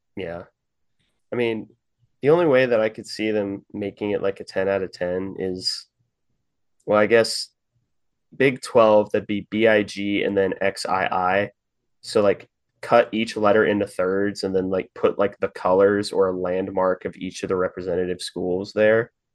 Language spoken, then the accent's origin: English; Kansas City, Missouri, United States; moved away; it's my hometown